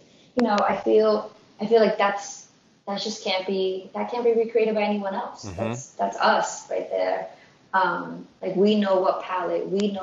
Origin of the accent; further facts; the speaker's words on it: East Coast, United States; also born or lived in New York / Ecuador (ancestry); when I'm speaking in English, you know that I'm from the East Coast